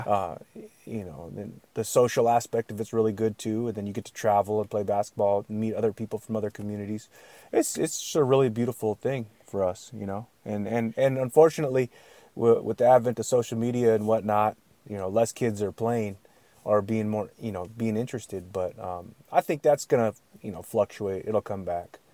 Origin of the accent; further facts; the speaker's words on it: Yakutat, Alaska, United States; I'm from a village, I'm from Alaskan Village